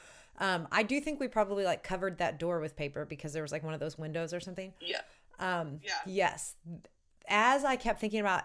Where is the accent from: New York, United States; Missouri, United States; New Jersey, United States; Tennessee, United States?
Missouri, United States; St. Louis; I was born and raised in St. Louis